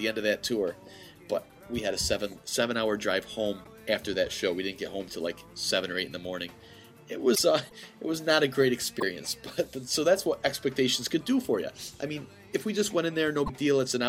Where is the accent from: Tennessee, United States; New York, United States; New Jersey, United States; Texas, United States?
New York, United States; Central; we're from Central New York